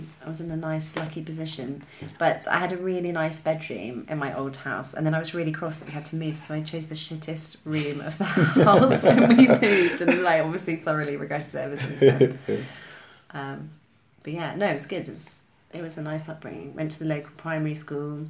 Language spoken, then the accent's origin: English; Cambridge, East of England, United Kingdom; moved away as an adult; now in London, United Kingdom; I'm from Cambridge. Mm. Yeah, just south of Cambridge. Nice little village.